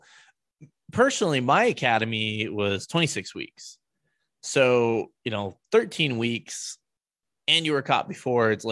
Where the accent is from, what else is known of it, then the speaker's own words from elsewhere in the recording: United States; as an American